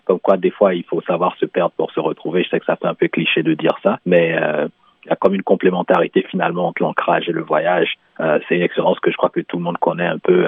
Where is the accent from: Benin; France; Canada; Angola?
Benin; moved away; au Bénin, euh, qui est mon pays d'origine